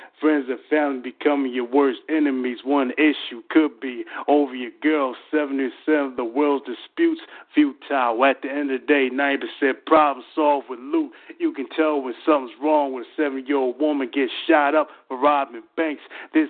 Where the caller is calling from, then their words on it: Philadelphia, Pennsylvania, United States; Yeah, you already know I'm calling from Philadelphia, Pennsylvania.